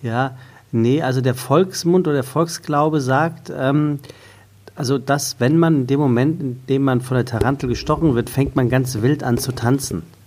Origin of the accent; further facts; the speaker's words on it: Taunus, Hesse, Germany; ich komme ja aus dem Taunus